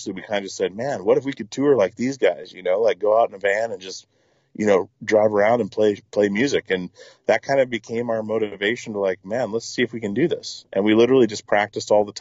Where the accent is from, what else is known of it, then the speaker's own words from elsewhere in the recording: Petersburg, Alaska, United States; moved away as an adult; also born or lived in Longview, Washington / Portland; I grew up in Alaska on a small island called Petersburg